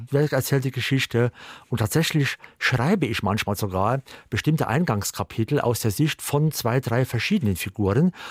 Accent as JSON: {"language": "German", "town": "Primstal", "region": "Saarland", "country": "Germany", "tie": "born or raised there", "also_born_or_lived": "Northern Germany / England", "moved": "as an adult", "said": "in der Nähe von meinem Heimatort Primstal"}